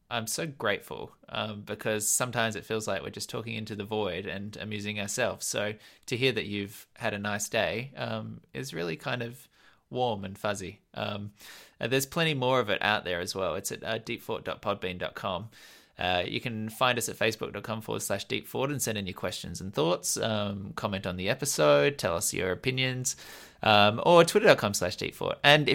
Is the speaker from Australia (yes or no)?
yes; Australia; accent: Australian; Why? Do you think my Australian accent is still very Australian?